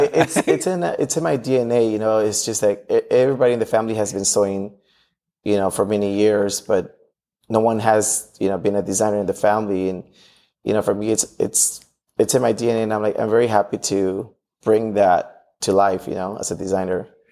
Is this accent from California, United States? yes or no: yes; Los Angeles, California, United States; growing up in Watts